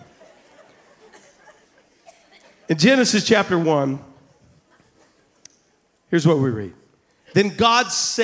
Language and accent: English; Double Springs, Alabama, United States; now in Louisiana, United States; I'm from Double Springs, Alabama, all right? I'm a hillbilly here in Cajun country, all right? I'm from Double Springs, not even Two Springs there.